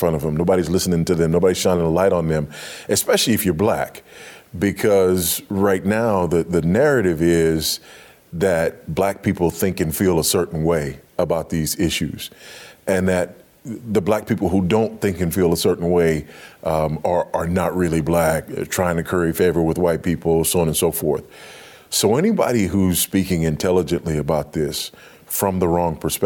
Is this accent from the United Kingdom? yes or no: no; Los Angeles, California, United States; moved away as an adult; also born or lived in Africa; I grew up in Los Angeles